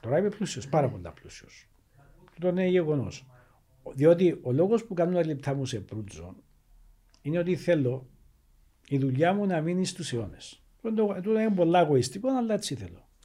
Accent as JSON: {"language": "Greek", "country": "Cyprus", "said": "ο διαχωρισμό τη πατρίδα μου. Η λεγόμενη πράσινη γραμμή"}